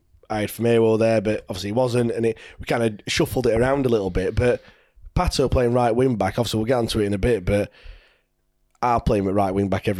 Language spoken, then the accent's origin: English; Leicester, East Midlands, United Kingdom; so I come from Leicester. So we're not Plymouth fans